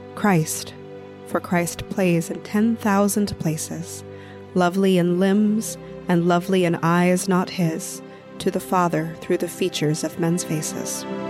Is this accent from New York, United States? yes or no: yes; New York City, New York, United States; I mostly grew up here in New York City